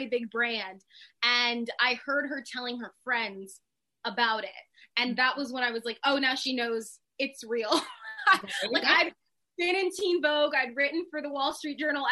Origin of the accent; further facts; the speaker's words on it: Sacramento, California, United States; I'm from Sacramento, California. It is literally a cow town.